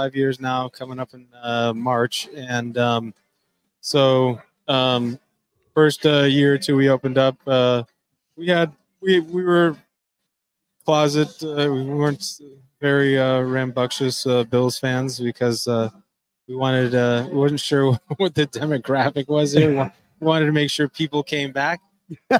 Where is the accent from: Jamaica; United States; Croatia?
United States; Amherst, New York; moved away as an adult; now in Dania Beach, United States; I grew up in Amherst, New York